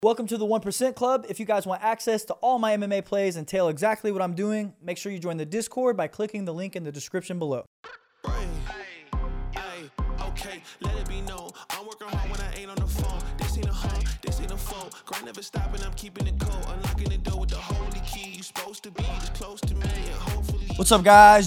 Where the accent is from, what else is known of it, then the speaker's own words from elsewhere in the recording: Kansas City, Missouri, United States; I'm from Kansas City